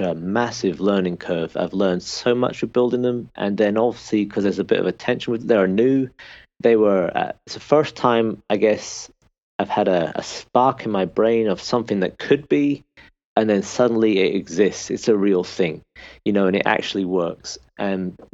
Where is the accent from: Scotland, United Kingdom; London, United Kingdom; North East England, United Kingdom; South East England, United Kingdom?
Scotland, United Kingdom; Peterhead; now in Northern Ireland, United Kingdom; we were born and raised in Scotland, right in the northeast of Scotland, a small town called Peterhead